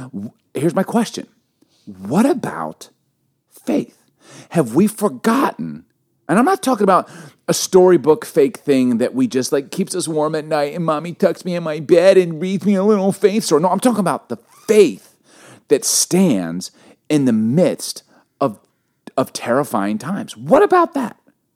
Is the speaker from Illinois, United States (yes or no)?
yes; Chicago, Illinois, United States; also born or lived in Baltimore; We grew up in Baltimore, Chicago, but one place we lived, do you remember Bartlett, Vic, in Chicago?